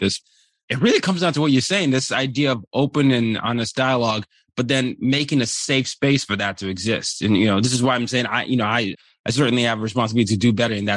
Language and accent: English; Nigeria; my culture as Nigerian